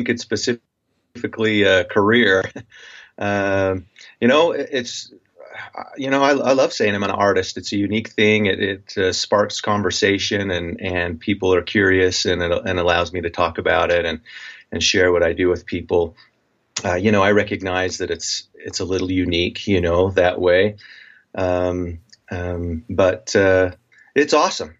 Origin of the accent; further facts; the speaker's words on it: Preston, Idaho, United States; now in Utah, United States; I grew up in a little town, Preston, Idaho, southeastern Idaho